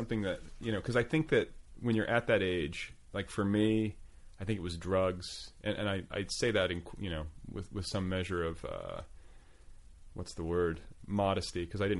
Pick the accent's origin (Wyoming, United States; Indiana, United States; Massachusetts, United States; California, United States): Indiana, United States; moved away as an adult; also born or lived in Boulder, Colorado; I was like this middle-class kid from Indiana. I came to college from Indiana